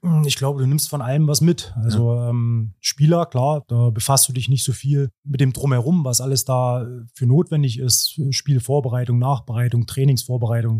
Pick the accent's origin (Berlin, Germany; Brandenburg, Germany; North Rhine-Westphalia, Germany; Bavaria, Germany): Brandenburg, Germany; Cottbus; moved away as an adult; also born or lived in Hoyerswerda / Erzgebirge; now in Aue, Germany; bin in Hoyerswerda geboren, bin in Cottbus groß geworden, habe dort Handball gespielt